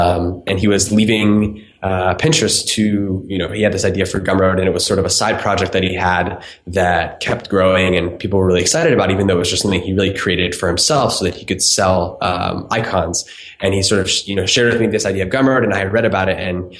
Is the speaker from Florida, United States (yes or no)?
yes; Florida, United States; I was born in Florida, grew up there